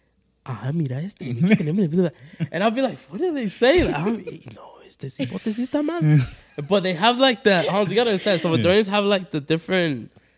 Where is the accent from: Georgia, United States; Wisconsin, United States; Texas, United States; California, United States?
California, United States; Los Angeles; also born or lived in Fontana, California; When I grew up in LA, I grew up in Koreatown.